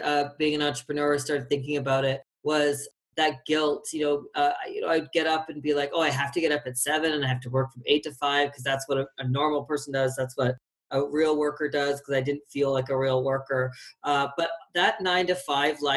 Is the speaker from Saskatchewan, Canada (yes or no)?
no; Fredericton, New Brunswick, Canada; moved away as an adult; now in Calgary, Canada; I'm from Fredericton, which is a small city in New Brunswick.